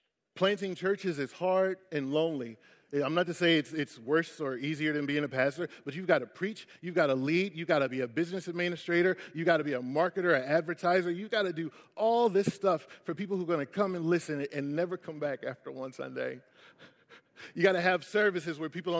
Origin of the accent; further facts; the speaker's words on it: Philadelphia, Pennsylvania, United States; I'm from West Philly